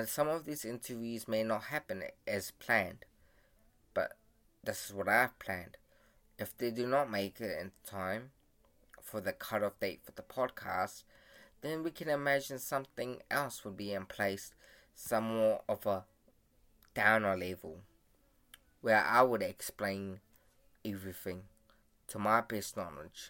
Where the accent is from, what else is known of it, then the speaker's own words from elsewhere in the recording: Fiji; now in New Zealand; So, I was born in Siwa, Fiji. I came to New Zealand as a refugee immigrant to live a better life in New Zealand.